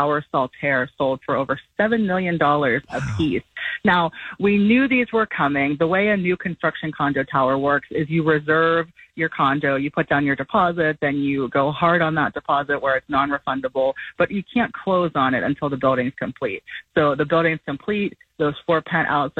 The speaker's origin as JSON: {"language": "English", "area": "near Penn State University", "region": "Pennsylvania", "country": "United States", "tie": "born or raised there", "moved": "yes", "lives_now": "Tampa, United States", "said": "I grew up near Penn State University"}